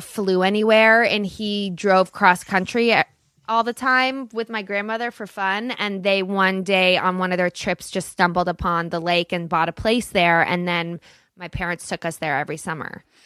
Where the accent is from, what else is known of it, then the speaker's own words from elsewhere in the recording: Los Angeles, California, United States; also born or lived in Studio City, Los Angeles; I grew up in Brentwood.